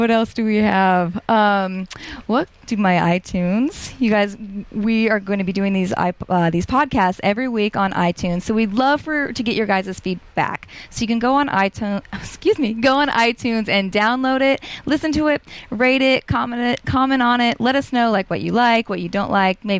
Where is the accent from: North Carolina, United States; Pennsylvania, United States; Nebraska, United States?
Nebraska, United States; I grew up in Nebraska